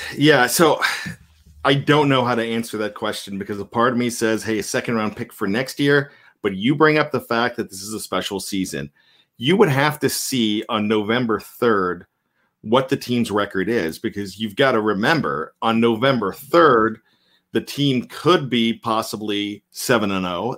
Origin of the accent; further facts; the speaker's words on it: Johnstown, Pennsylvania, United States; accent: Yinzer; We consider ourselves Yinzers um, growing up in Johnstown